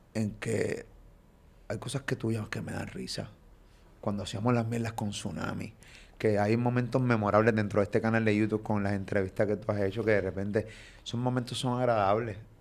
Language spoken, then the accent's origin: Spanish; Puerto Rico; de Puerto Rico